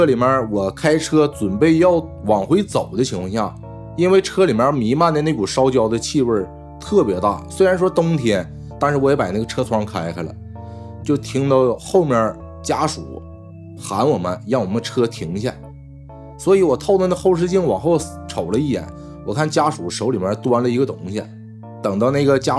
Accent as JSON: {"language": "Chinese", "region": "Northeast China", "country": "China", "said": "我们东北那边还没有亮天"}